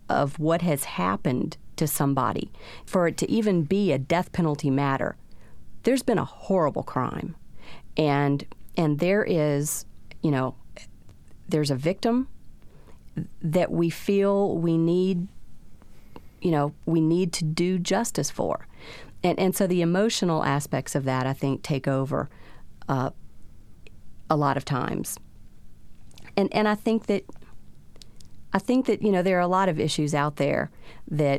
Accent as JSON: {"language": "English", "region": "South Louisiana", "country": "United States", "tie": "born or raised there", "said": "We grew up in South Louisiana"}